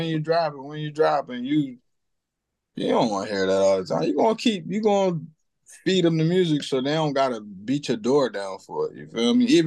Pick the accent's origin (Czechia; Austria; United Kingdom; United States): United States; Cambridge, Maryland; I come from Cambridge, Maryland.